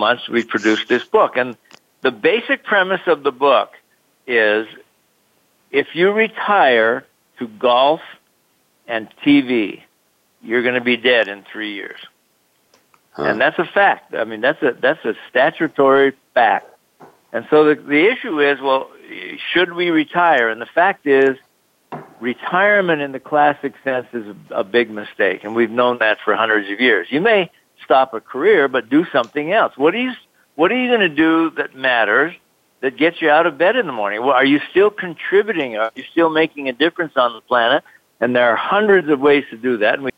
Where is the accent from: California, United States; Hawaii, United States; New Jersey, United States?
Hawaii, United States; Honolulu; moved away as an adult; also born or lived in Salt Lake City, Utah; I grew up in Honolulu, Hawaii, spent my first 18 years there